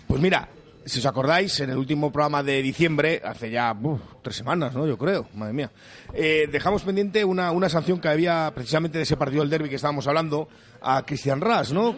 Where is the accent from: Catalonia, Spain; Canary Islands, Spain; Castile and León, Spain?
Castile and León, Spain; Valladolid; somos de Valladolid